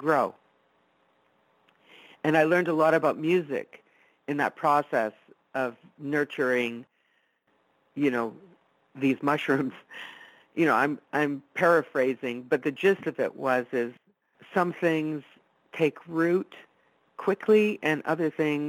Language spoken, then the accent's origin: English; Italy; first language Italian; English is a second language; I was born and raised Italian. It was my first language.